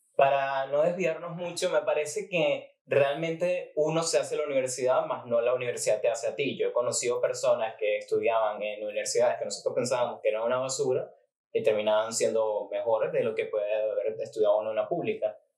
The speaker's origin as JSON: {"language": "Spanish", "town": "Maracay", "region": "Aragua", "country": "Venezuela", "said": "yo tenía que viajar de Maracay a Valencia"}